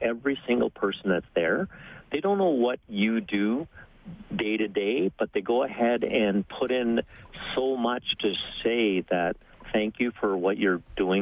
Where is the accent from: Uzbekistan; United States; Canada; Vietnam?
Canada; British Columbia; English is a second language; I actually came to Canada as a little immigrant kid, so English is my second language. My family came over when we were when I was only 5 years old. I grew up in British Columbia